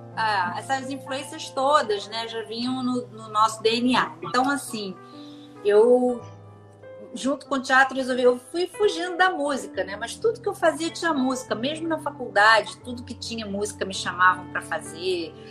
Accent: Rio de Janeiro, Brazil; eu sou do Rio, sim, nascida e criada aqui, muito embora minha família originalmente seja de São Paulo

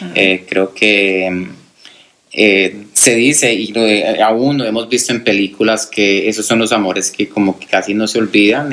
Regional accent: Colombia; now in United States; soy colombiano, radicado en los Estados Unidos ya hace 19 años

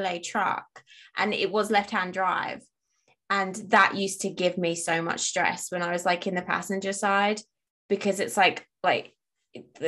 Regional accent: Chelmsford, East of England, United Kingdom; where I grew up in Chelmsford, the area code was 01245

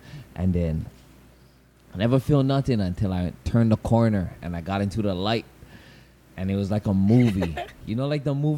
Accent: Pearl City, Hawaii, United States; also born or lived in Kapolei, Hawaii; I was about to go Pearl City because I came from Kapolei. I used to live in Kapolei, and then I moved back to my grandma's house.

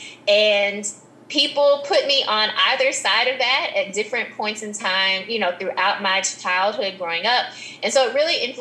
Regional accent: Memphis, Tennessee, United States; growing up in Memphis

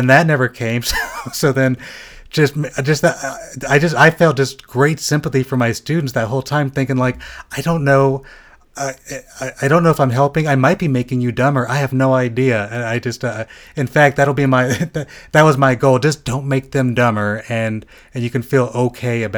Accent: Southern California, United States; I grew up in Southern California

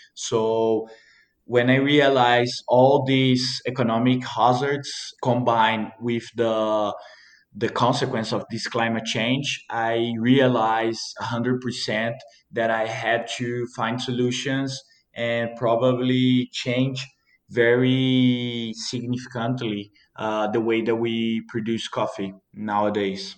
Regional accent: Mantiqueira de Minas, Minas Gerais, Brazil; born or raised there

